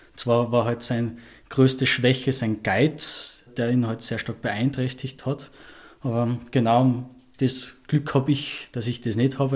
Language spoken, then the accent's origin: German; Ebensee, Upper Austria, Austria; now in Vienna, Austria; meiner Heimat in Ebensee